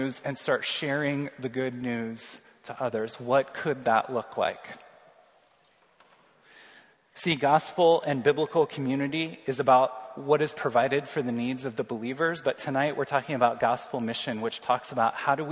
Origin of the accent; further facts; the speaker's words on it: Missouri, United States; now in North Liberty, United States; I'm from Missouri